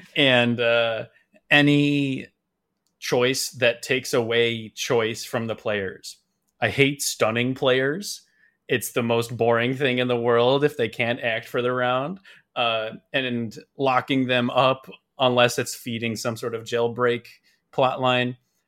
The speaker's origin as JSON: {"language": "English", "town": "Chicago", "region": "Illinois", "country": "United States", "tie": "born or raised there", "said": "I grew up in the Chicago area my whole life."}